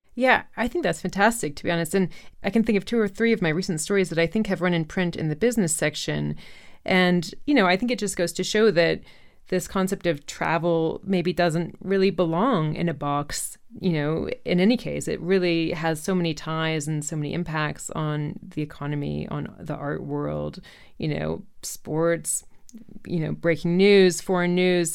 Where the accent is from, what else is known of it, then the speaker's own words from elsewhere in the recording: Chapel Hill, North Carolina, United States; moved away; my hometown where I lived from age zero to eighteen, which is Chapel Hill, North Carolina